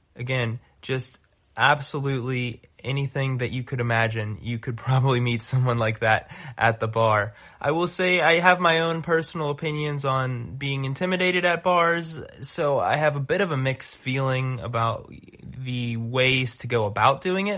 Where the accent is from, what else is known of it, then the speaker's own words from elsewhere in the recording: Pittsburgh, Pennsylvania, United States; now in Chicago, United States; I'm originally from Pittsburgh